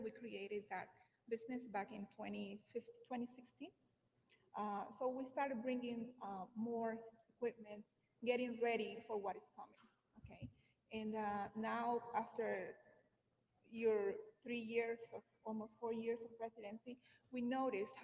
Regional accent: Honduras; moved away as an adult; now in United States; I'm from Honduras.

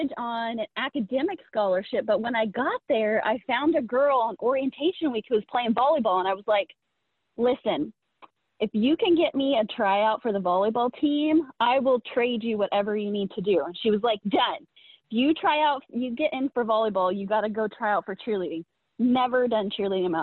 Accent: Indiana, United States; also born or lived in Kansas City; So I'm from the Midwest. I'm from Indiana originally.

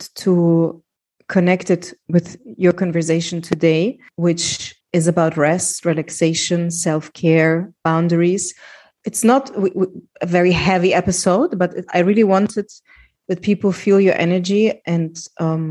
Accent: Germany; I grew up in Germany, being an immigrant, always feeling like, okay, I'm not part of the country

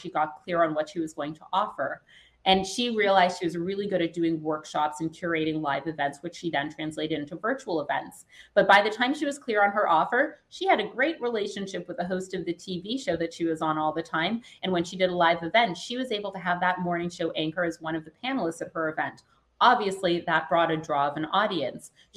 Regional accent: Canada; I was Canadian, you couldn't hear it yet. I'm from Canada.

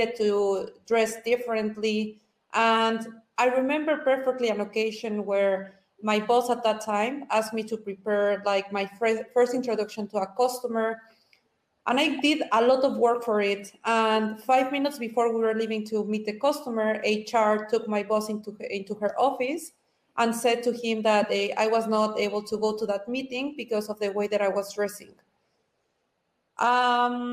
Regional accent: Mexico; I am from Mexico, Latina, typical Latina

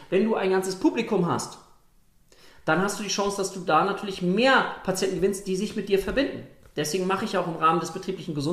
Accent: Lübeck, Schleswig-Holstein, Germany; ich komme hier aus, aus Strandgegend, Lübeck, hohem Norden

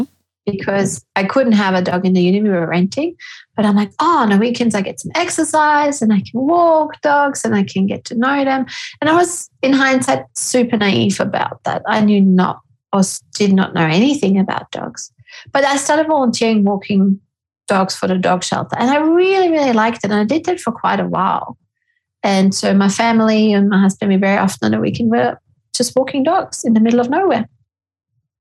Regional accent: Austria; moved away as an adult; now in Australia; I'm a clinical psychologist and I'm from Austria, and I moved to Australia with my gorgeous husband and family

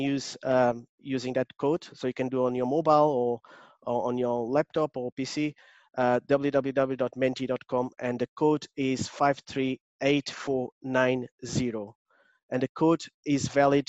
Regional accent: Portugal; accent: Portuguese; English is a second language; now in London, United Kingdom; I'm originally from Portugal, but I live in London. I still have a very strong Portuguese accent

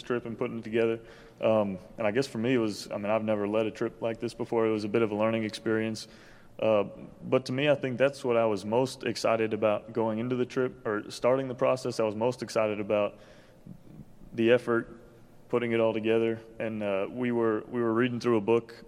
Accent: Richmond, Virginia, United States; I'm from Richmond, Virginia

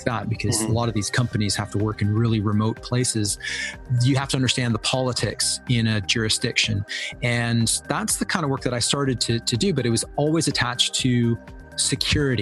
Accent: Canada; moved away as an adult; also born or lived in Argentina / Southeast Asia / Europe; now in United Kingdom; I was born in Argentina, and I grew up in Canada for the vast majority of my formative years

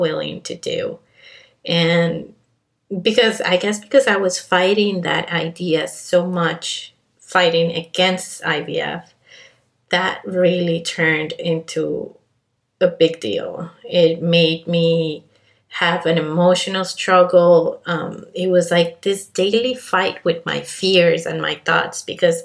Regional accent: Colombia; also born or lived in Canada; now in Miami, United States; I was born and raised in Colombia, hint, hint, my accent

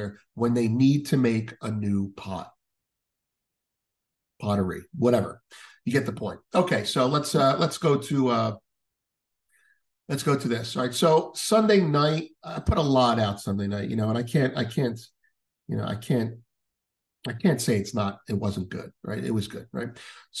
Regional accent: United States; speaking as an American

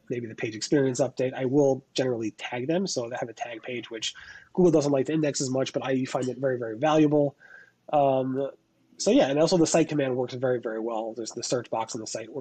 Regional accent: New York, United States; I'm from New York

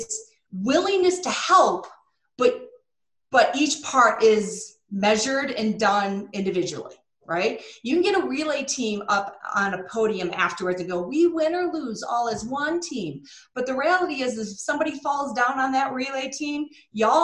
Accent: Michigan, United States; I'm from Michigan

